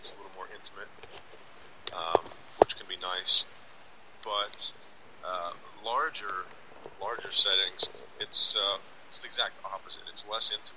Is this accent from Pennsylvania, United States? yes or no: yes; Pittsburgh, Pennsylvania, United States; also born or lived in Los Angeles; I moved back from Los Angeles to Pittsburgh, my hometown